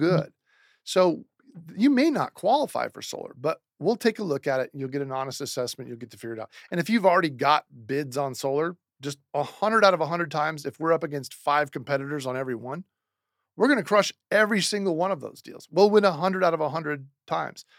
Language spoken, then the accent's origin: English; Seattle, Washington, United States; moved away; I'm from Seattle, Washington originally.